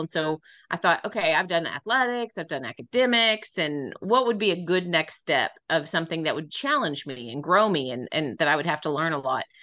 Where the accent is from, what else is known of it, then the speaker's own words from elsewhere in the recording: Midland, Texas, United States; moved away as an adult; also born or lived in San Angelo, Texas; I am originally from Midland, Texas